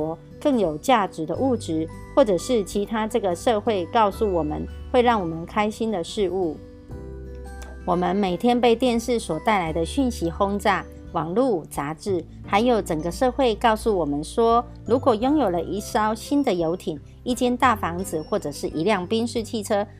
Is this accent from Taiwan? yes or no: yes; Miaoli County, Taiwan; 我是苗栗的